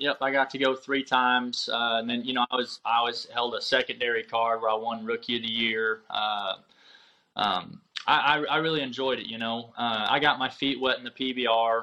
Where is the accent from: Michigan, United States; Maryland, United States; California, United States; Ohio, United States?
Michigan, United States; Union City; moved away as an adult; also born or lived in Powell, Wyoming / Oklahoma; now in Jay, Oklahoma, United States; I grew up in Michigan, uh, Union City, Michigan. It's the southwest uh, southwest part of Michigan